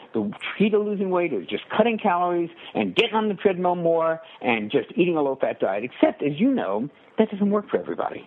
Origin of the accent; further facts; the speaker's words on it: New York City, New York, United States; I grew up in New York City